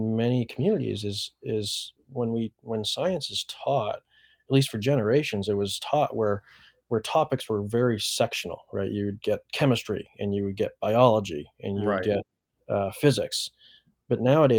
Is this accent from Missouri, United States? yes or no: no; Maine, United States; I'm a Mainer. I grew up in Maine